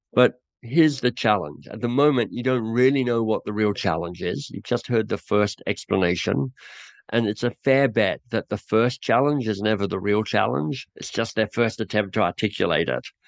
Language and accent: English; Australia; moved away as an adult; also born or lived in England; now in Canada; I'm Australian who now lives in Canada